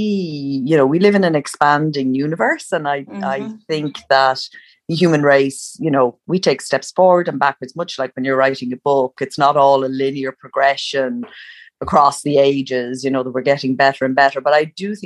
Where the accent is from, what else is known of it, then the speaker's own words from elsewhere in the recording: Ireland; I grew up in Ireland where writers were at a time where writers were all dead white males.